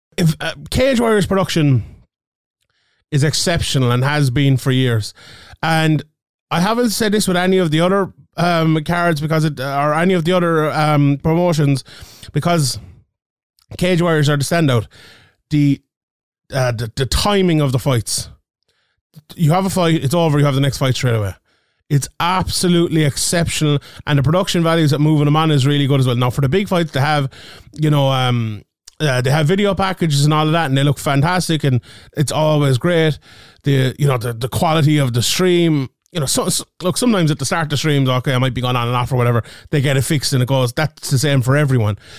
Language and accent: English; Ireland; I'm Irish